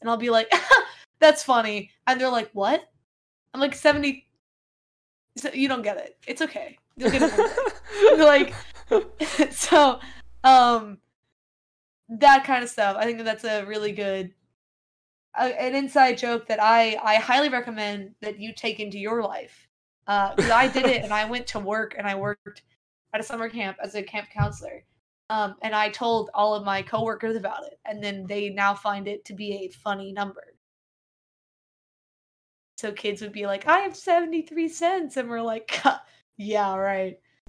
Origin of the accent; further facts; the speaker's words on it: the South, United States; accent: Southern; So I'm regionally Southern, and I intentionally suppress my Southern accent so that people won't make fun of me.